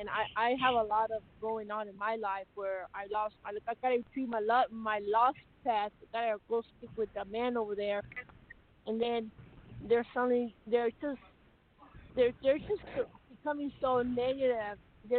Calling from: Texas, United States

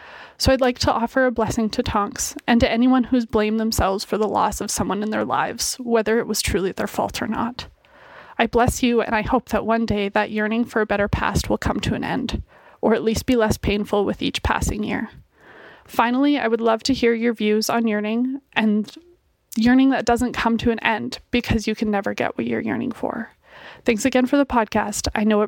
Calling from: Calgary, Alberta, Canada; I'm from Calgary, Alberta, Canada.

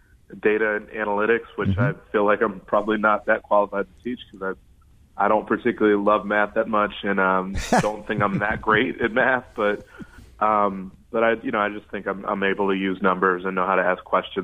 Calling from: Chicago, Illinois, United States

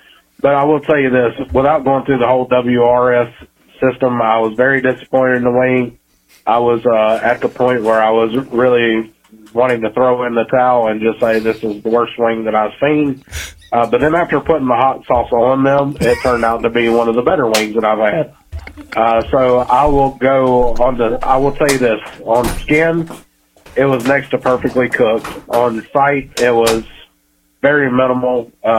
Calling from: Pigeon Forge, Tennessee, United States; I'm calling in from Pigeon Forge, Tennessee.

